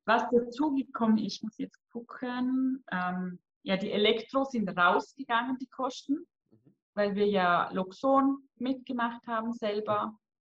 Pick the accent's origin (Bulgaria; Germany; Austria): Austria; Vorarlberg; bei uns im Ländle in Lustenau vor Ort